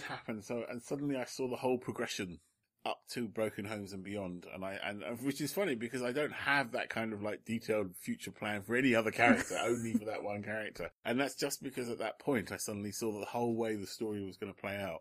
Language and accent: English; London, United Kingdom; I'm born in London because my parents are Londoners and I was a Londoner.